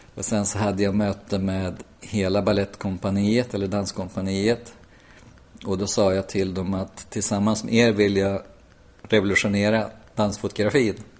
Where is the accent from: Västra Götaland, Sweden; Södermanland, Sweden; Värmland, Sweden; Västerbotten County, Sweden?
Värmland, Sweden; Hagfors; also born or lived in Malmö; now in Stockholm, Sweden; Jag är från Hagfors